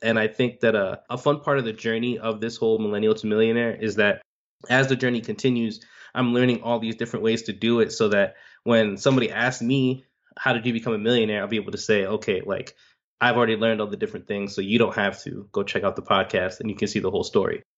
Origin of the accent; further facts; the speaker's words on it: Miami, Florida, United States; I'm born and raised in Miami